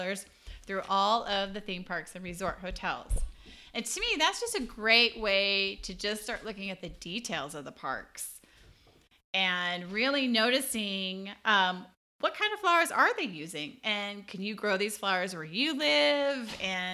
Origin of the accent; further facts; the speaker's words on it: California, United States; I grew up in California